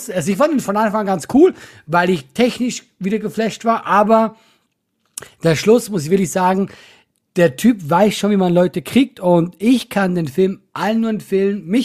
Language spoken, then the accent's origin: German; Switzerland; Ne, guck mal, Geld, ich bin Schweizer, das muss schon sein